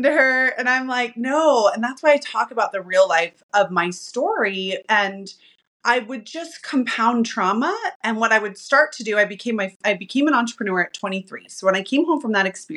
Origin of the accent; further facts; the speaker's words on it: Utah, United States; I am from Utah. And I am not the predominant faith here. And I was raised by an alcoholic mom